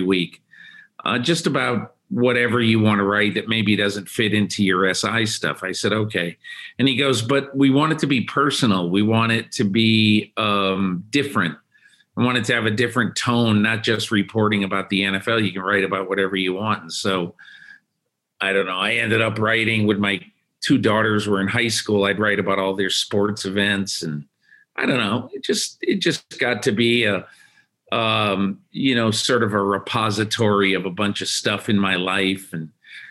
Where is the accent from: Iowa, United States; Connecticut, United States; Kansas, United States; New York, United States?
Connecticut, United States; I'm from Connecticut